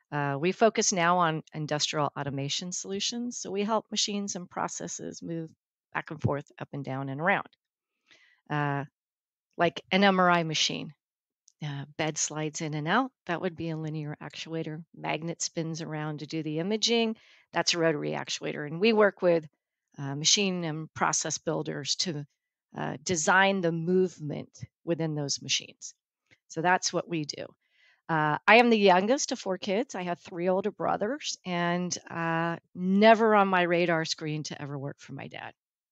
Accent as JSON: {"language": "English", "region": "California", "country": "United States", "said": "My dad is a hardcore Californian. I think I'm the fourth or fifth generation. We came in a wagon from Iowa in 1853, and we've been in the Bay Area ever since."}